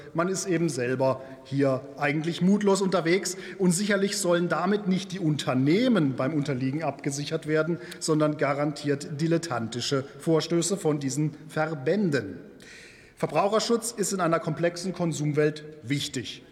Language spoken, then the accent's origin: German; Germany; bei uns in Deutschland